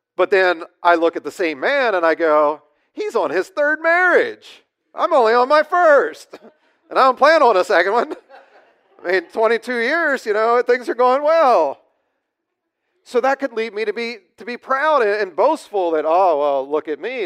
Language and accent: English; United States; as American Christians